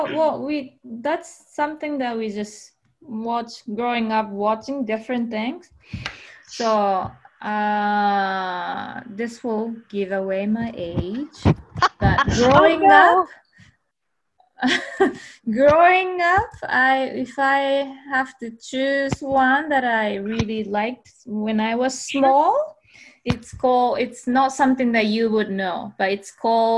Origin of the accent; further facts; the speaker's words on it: Kyushu, Japan; English is a second language; moved away as an adult; I was born in Kyushu. That's the southern island, big island